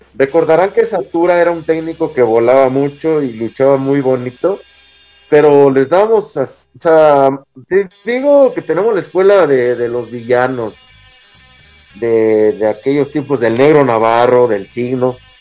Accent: Casas Grandes, Chihuahua, Mexico; Yo soy de Casas Nuevo, Casas Grandes, Chihuahua

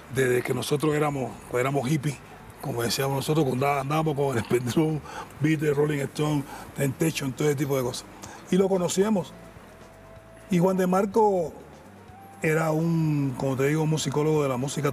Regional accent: Cuba; moved away as an adult; now in Argentina; por ser cubano

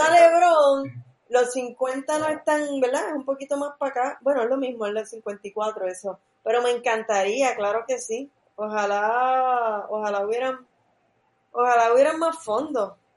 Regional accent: Puerto Rico; yo soy de, Riondo, yo soy casi de Levitown.

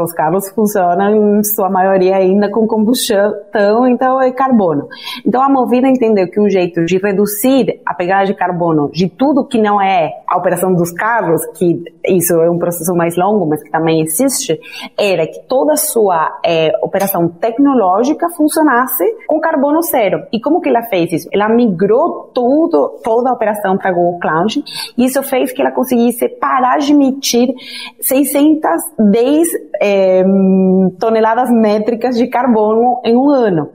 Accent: Argentina; Portuguese is a second language; moved away as an adult; now in Brazil; eu sou argentina, então já aviso que eu tenho um pouquinho de sotaque.

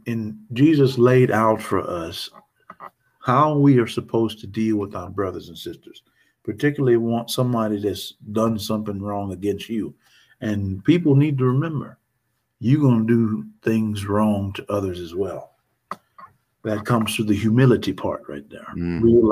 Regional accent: Northeast Texas, United States; I'm from Northeast Texas

